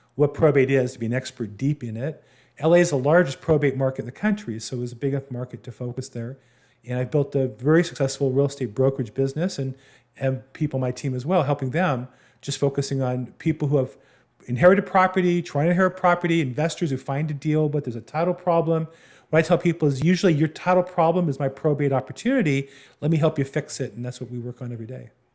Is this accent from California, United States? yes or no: yes; Southern California, United States; I'm from Southern California. I grew up here